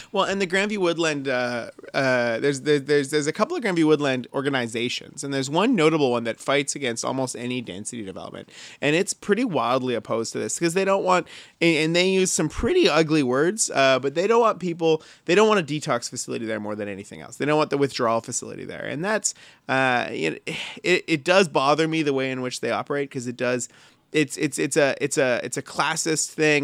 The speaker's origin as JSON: {"language": "English", "town": "Surrey", "region": "British Columbia", "country": "Canada", "tie": "born or raised there", "said": "I grew up in Surrey, but my folks were East Van kids"}